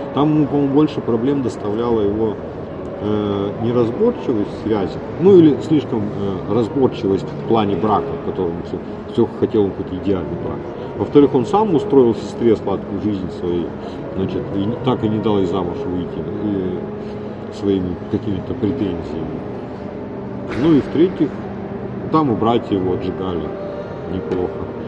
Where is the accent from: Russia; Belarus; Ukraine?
Russia; Urals; я все-таки уральский да, человек